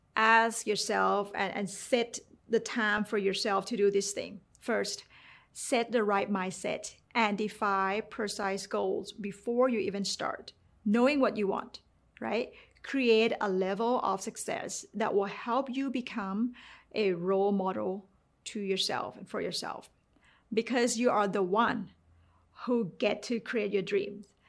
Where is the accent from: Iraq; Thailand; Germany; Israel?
Thailand; English is a second language; moved away; growing up in Thailand